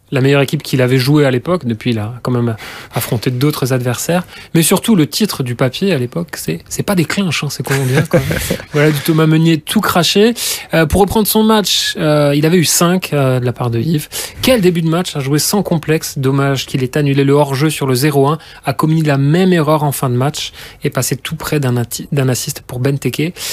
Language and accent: French; Luxembourg, Belgium; On est luxembourgeois tous les deux, enfin